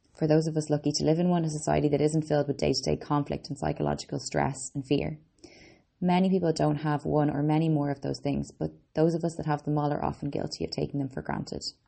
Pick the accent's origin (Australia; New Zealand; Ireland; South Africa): Ireland; also born or lived in Boston, United States; I'm an Irish girl, Boston born